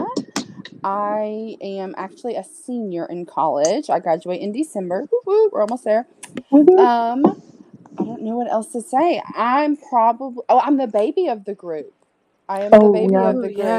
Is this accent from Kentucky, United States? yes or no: yes; Ohio County, Kentucky, United States; also born or lived in Owensboro, Kentucky; I moved from Owensboro, from where we're from, to Ohio County